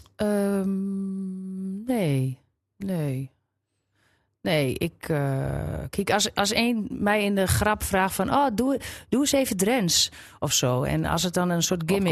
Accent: Grolloo, Drenthe, Netherlands; accent: Drents; zo in de loop van de jaren ben ik wel echt uh, nou, uh, sticker Drents

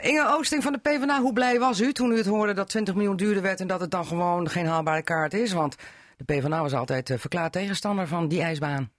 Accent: between Meppel, Southwest Drenthe, Netherlands; ik kom van het Zuidwest-Zaand, tussen Meppel en weg

